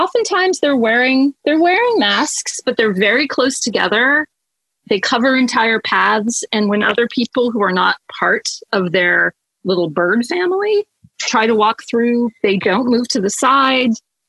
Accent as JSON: {"language": "English", "region": "New York", "country": "United States", "said": "No, I can escalate easily. I'm a New Yorker."}